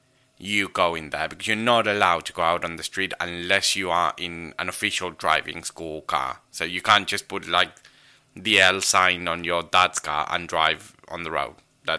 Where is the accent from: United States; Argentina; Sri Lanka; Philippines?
Argentina; English is a second language; in order to pass your driving test in Argentina, particularly in my hometown, you have to parallel park